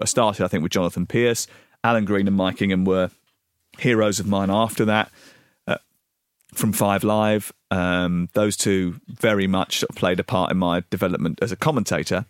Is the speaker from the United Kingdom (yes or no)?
yes; southeast London, United Kingdom; moved away as an adult; also born or lived in Dartford / Orpington / Bromley / Portsmouth; from southeast London. I b, was born in Dartford. I lived in Orpington